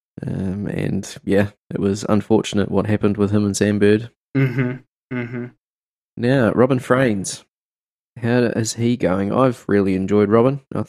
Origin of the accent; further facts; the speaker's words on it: New Zealand; being a Kiwi